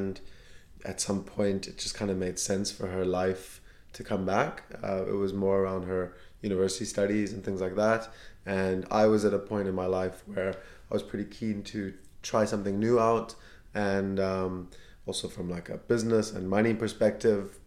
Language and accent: English; Cape Town, Western Cape, South Africa; moved away as an adult; now in Vienna, Austria; I'm from Cape Town, South Africa. And yeah, I live in Vienna, Austria.